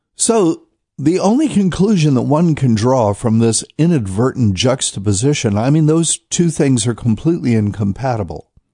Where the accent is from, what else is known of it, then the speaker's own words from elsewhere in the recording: North Carolina, United States; Raleigh, North Carolina, my home state